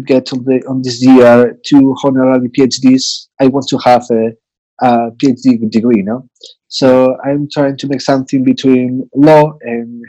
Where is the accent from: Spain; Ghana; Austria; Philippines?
Spain; Santiago de Compostela, Galicia; English is a second language; today I'm in my home city. This is the house of my parents in Santiago de Compostela.